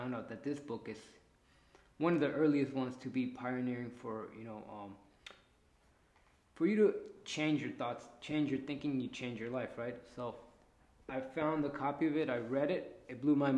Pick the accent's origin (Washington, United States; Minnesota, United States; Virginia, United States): Washington, United States; first language Spanish; English is a second language; moved away as an adult; also born or lived in Mexico City, Mexico / Bay Area, California; now in California, United States; when I was about 7 or 8 years old, came over here to the U.S., went to Washington State. That's where I learned all my English